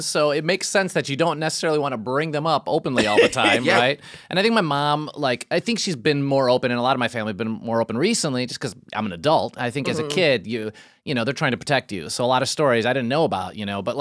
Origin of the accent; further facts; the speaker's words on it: Chicago, Illinois, United States; moved away; I grew up in Chicago. Neighborhood called Brighton Park.